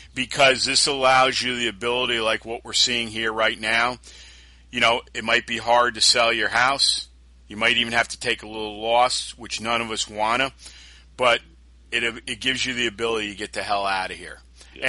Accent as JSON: {"language": "English", "town": "Albany", "region": "New York", "country": "United States", "tie": "born or raised there", "said": "this is where we are today, especially in my hometown"}